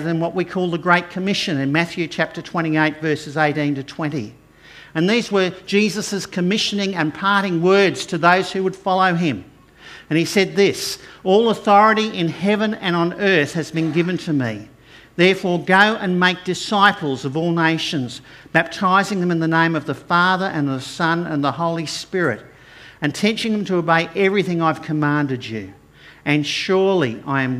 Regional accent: Brisbane, Queensland, Australia; I grew up over in Acacia Ridge and Inala areas

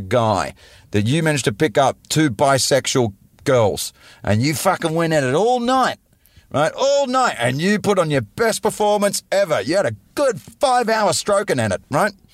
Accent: Australia; I grew up in Australia in the 80s in a coastal city

